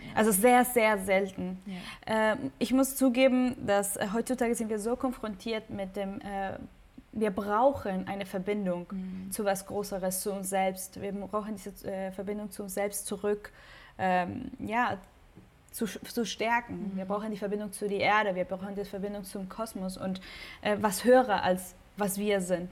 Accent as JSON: {"language": "German", "country": "Mexico", "tie": "born or raised there", "moved": "as an adult", "lives_now": "Hamburg, Germany", "said": "Ich bin gebürtige Mexikanerin"}